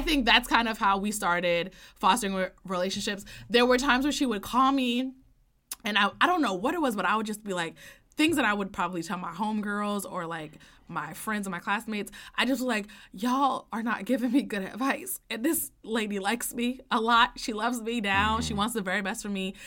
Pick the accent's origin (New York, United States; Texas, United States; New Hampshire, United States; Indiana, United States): New York, United States; I'm from New York. I grew up in New York. I went to school in downtown Manhattan